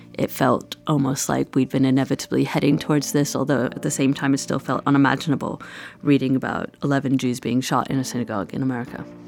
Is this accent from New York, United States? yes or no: yes; New York City, New York, United States; moved away; I grew up in New York City